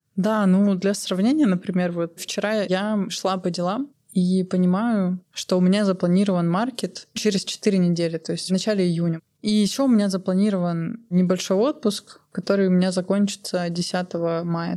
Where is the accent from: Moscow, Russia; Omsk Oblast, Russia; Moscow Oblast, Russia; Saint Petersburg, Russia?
Omsk Oblast, Russia; Omsk; moved away as an adult; now in Almaty, Kazakhstan; я выросла в Омске